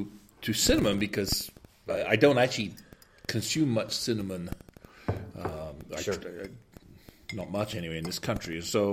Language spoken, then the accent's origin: English; British / England, United Kingdom; moved away as an adult; Because being British, cinnamon's a very unusual spice for us to use in England. And so when I came to this country